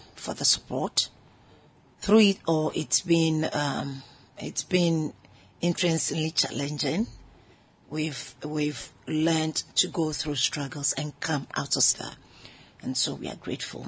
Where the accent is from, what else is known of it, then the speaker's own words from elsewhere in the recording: Ghana; I'm a Ghanaian woman